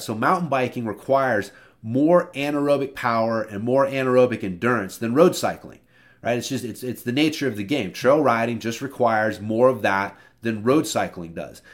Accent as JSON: {"language": "English", "region": "Oklahoma", "country": "United States", "said": "I'm from Oklahoma"}